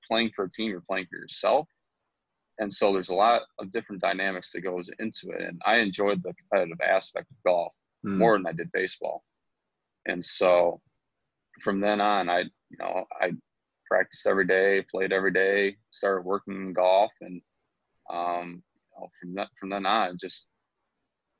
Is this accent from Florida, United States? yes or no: no; St. Clair Shores, Michigan, United States; also born or lived in Grosse Pointe / Eastpointe; we got out of East Pointe when I was 4 and moved to St. Clair Shores, and from there I went to Lakeshore in high school, Kennedy Rogers, so I kind of stayed in Lakeshore's district throughout my childhood